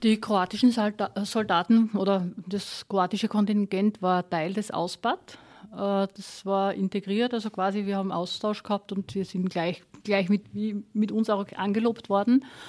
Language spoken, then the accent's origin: German; Austria; wir als Österreicher